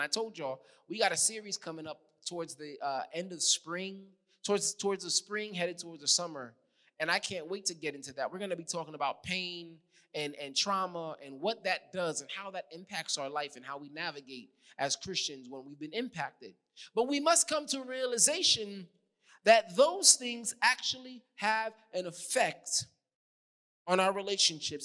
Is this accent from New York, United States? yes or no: yes; New York City, New York, United States; accent: New York; moved away; I'm from New York